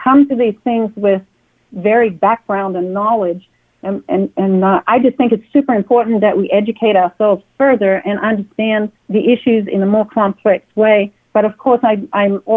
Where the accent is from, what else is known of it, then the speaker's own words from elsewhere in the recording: Perth, Western Australia, Australia; moved away as an adult; now in United States; I am from Perth, Western Australia. I was born in Perth, Western Australia.